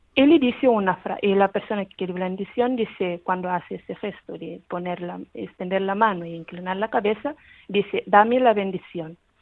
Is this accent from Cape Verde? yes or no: yes; Cape Verde